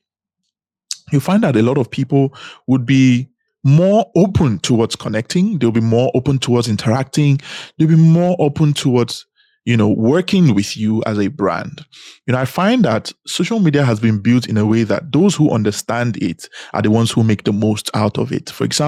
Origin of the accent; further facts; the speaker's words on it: Benin City, Edo, Nigeria; also born or lived in Anambra State; now in Dubai, United Arab Emirates; I am born and raised in Nigeria. In fact, I was born in Edo State, Benin City. I lived most of my life in Edo State, Benin City.